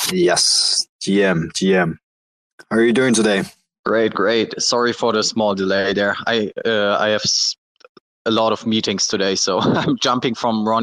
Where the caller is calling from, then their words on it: Malaysia; So I'm personally in uh, Malaysia right now.